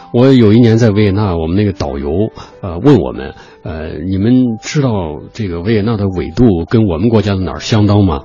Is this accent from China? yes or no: yes; China; 确实是我们中国人的骄傲